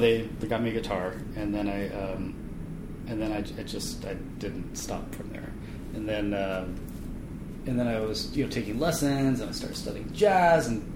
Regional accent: Bethesda, Maryland, United States; also born or lived in Washington, D.C.; now in Seattle, United States; I grew up in Bethesda, Maryland, and had a sister and parents

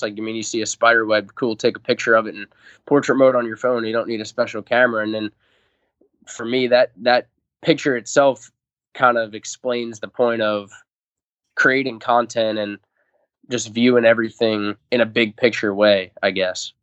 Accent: Long Island, New York, United States; I'm from Long Island, so all the hunting I grew up doing

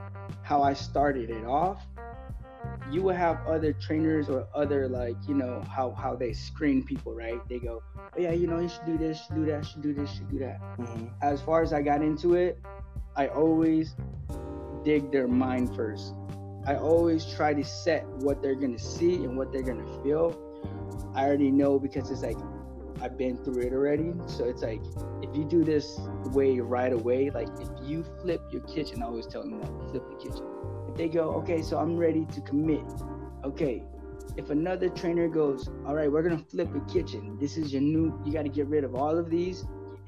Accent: San Diego, California, United States; growing up in City High here in San Diego

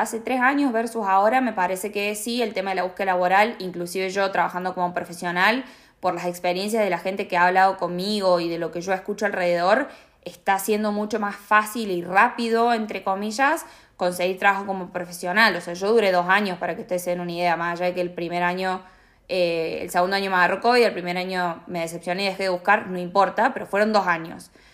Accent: Argentina; now in Australia; nosotros como argentinos, como latinoamericanos

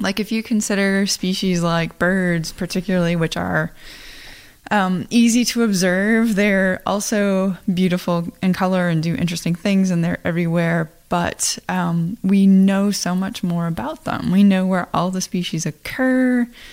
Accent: Iowa, United States; I am from Iowa you know I have family that farm

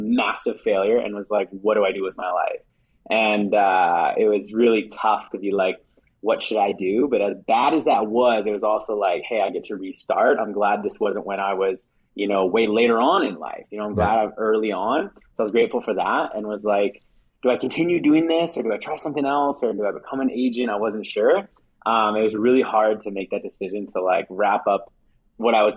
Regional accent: Saskatchewan, Canada; I'm from Saskatchewan. So it's like a province in Canada. It's like super flat, very small, from a small town.

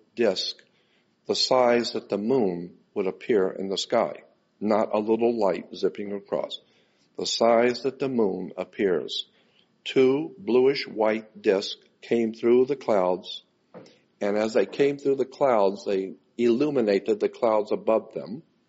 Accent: Gulf Breeze, Florida, United States; I was born and raised in Gulf Breeze, Florida.

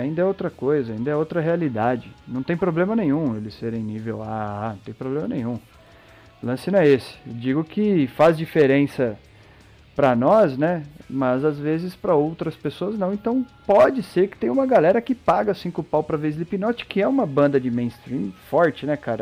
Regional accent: Brazil; Nós, como brasileiros

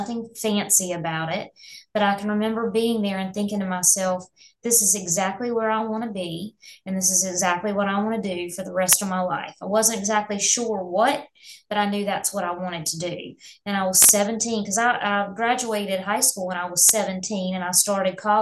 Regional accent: Hickory, North Carolina, United States; I was raised in Hickory, North Carolina, so Catawba County near the mountains.

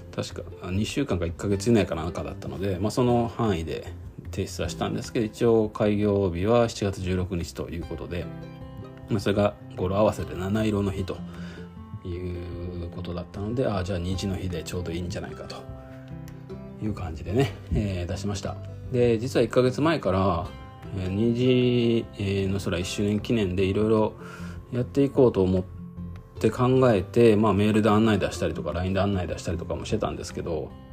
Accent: Japan; moved away as an adult; also born or lived in Kyoto Prefecture / Shiga Prefecture; now in Okazaki, Japan; 生まれ育ったね京都とか滋賀県だと

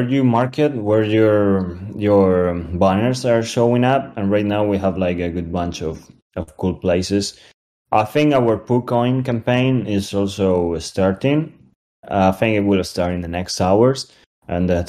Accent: Spain; We're from Spain, most of us.

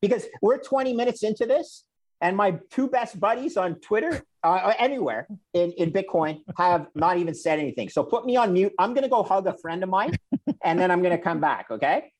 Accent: Canada; as a Canadian

